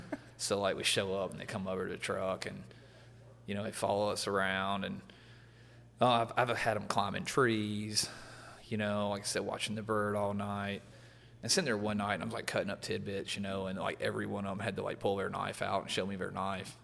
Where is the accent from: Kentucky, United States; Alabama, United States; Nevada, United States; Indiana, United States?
Alabama, United States; growing up in Alabama